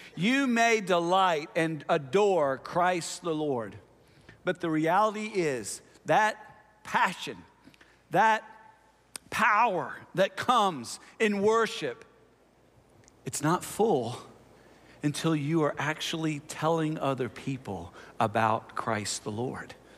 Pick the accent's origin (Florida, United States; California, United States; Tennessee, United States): Tennessee, United States; Nashville; also born or lived in Houston, Texas / Tulsa, Oklahoma; I'm from Nashville because that's, you know, that's where I spent most of my time